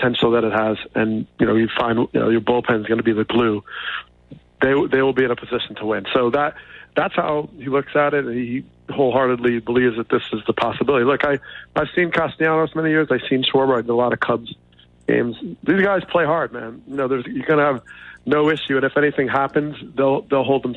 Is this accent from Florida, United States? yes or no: no; outside of New York, United States; I grew up outside of New York